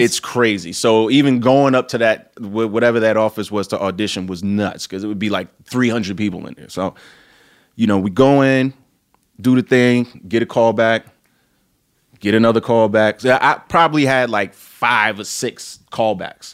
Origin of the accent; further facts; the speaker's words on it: New York City, New York, United States; I'm from Brooklyn, New York